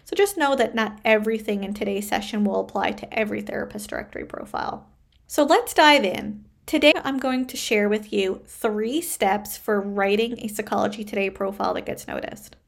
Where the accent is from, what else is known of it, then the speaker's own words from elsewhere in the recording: Canada; I am a Canadian social worker